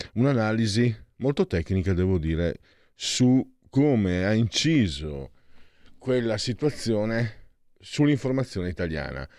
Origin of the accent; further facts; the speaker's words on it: Friuli-Venezia Giulia, Italy; io vengo dal Friuli, dal, dalla profonda campagna